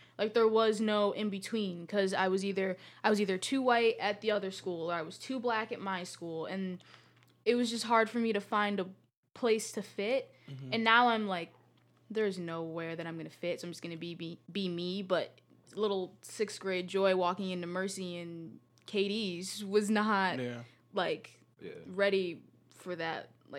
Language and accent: English; Greece; But, like, because, like, I grew up in Greece, I was able to be... I, like, knew a lot of the different places or the stuff that they would do or the different schools